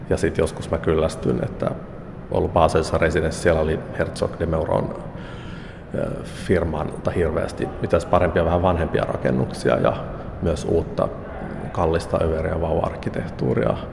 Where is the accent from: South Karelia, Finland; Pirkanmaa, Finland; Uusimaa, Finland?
South Karelia, Finland; Lappeenranta; mä olen itse Lappeenrannasta kotoisin